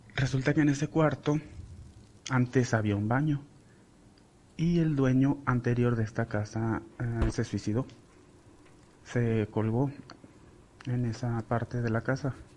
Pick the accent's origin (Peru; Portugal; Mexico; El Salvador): Mexico; Sinaloa; moved away as an adult; now in Celaya, Mexico; yo soy de Sinaloa ya tengo cinco años aquí en Celaya viviendo con mi pareja